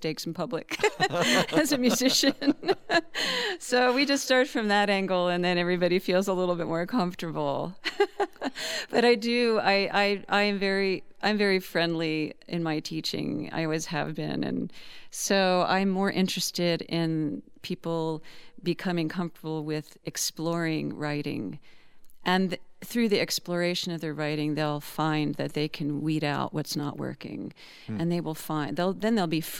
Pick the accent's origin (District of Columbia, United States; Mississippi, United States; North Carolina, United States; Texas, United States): District of Columbia, United States; Washington; now in Utah, United States; I'm from the East Coast, Washington, D.C., but I've lived in Utah for decades now